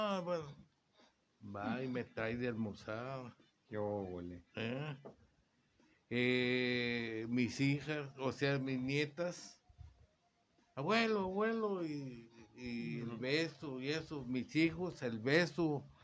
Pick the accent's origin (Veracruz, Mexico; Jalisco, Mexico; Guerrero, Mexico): Veracruz, Mexico; De donde soy yo, de, Veracruz.